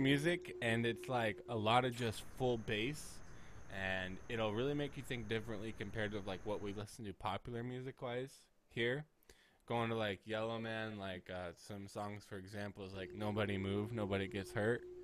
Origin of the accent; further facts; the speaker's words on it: United States; As an American